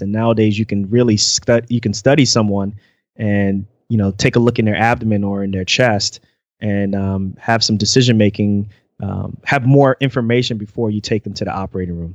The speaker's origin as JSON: {"language": "English", "country": "United States", "also_born_or_lived": "central Pennsylvania", "moved": "yes", "said": "I am originally from the New York, New Jersey area"}